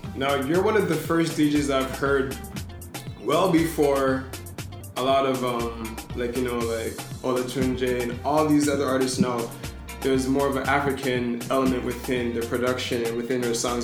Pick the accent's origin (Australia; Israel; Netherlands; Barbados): Barbados; we're from Barbados